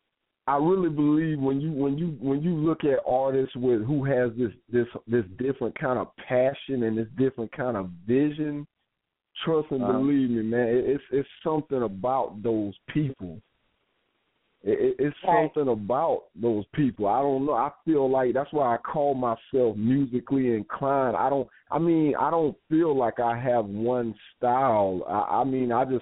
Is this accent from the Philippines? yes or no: no; Florida, United States; my home state of Florida